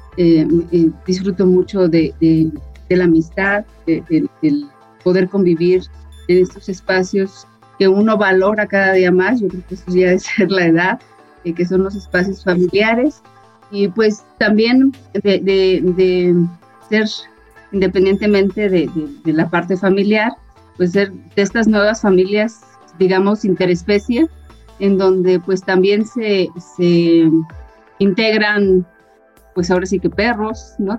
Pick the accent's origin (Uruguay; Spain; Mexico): Mexico; Guanajuato; also born or lived in Mexico City; guanajuatense de corazón, prácticamente crecí en el estado de Guanajuato